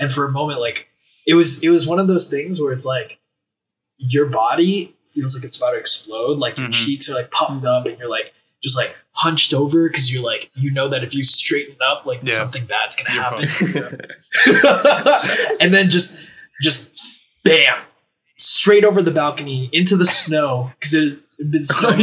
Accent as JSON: {"language": "English", "town": "Philadelphia", "region": "Pennsylvania", "country": "United States", "tie": "born or raised there", "said": "I was born in Philly."}